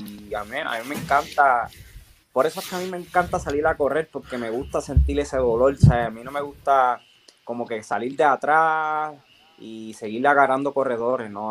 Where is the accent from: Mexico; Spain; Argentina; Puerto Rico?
Puerto Rico; Orocovis; De, poder estar aquí y, de representar a, mi pueblo, a Orocovi, a Puerto Rico.